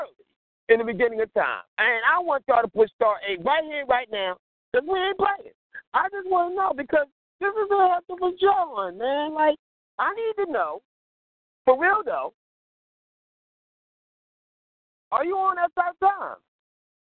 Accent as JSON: {"language": "English", "town": "Philadelphia", "region": "Pennsylvania", "country": "United States", "said": "I'm uptown, man, all day"}